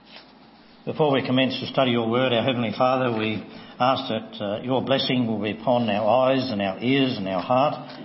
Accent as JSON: {"language": "English", "region": "Tasmania", "country": "Australia", "tie": "born or raised there", "said": "As a young Christian, I grew up in the Church of Christ in Tasmania"}